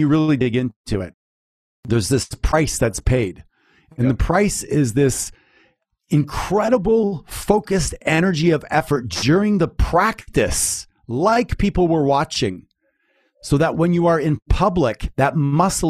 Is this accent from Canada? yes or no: yes; Canada; I'm from Canada